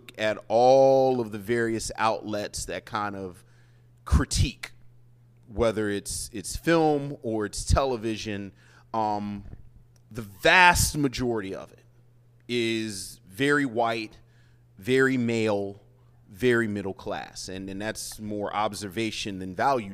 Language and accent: English; Baltimore, Maryland, United States; moved away; I'm from Woodlawn. Right. I'm right up Liberty Heights